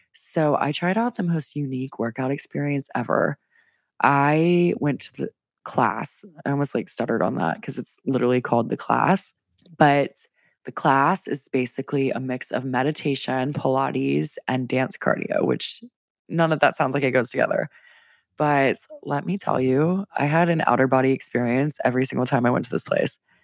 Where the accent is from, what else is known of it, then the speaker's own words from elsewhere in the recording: Louisiana, United States; now in Washington, D.C., United States; Your girl's from Louisiana. I'm from the South, where it's humid A F all the time, and then in D C, it's no better